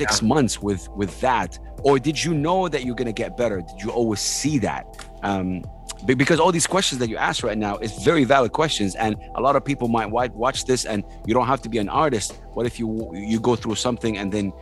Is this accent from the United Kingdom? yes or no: no; Saudi Arabia; I'm in Dubai right now. I'm from Saudi Arabia